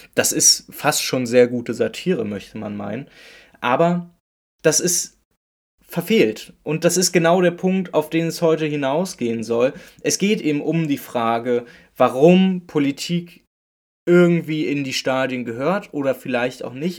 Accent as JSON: {"language": "German", "region": "Berlin", "country": "Germany", "said": "ich komme aus Berlin-Köpenick"}